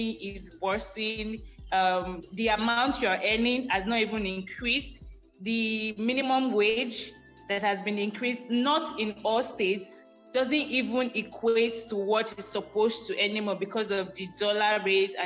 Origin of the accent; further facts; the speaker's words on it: Nigeria; us as Nigerian youths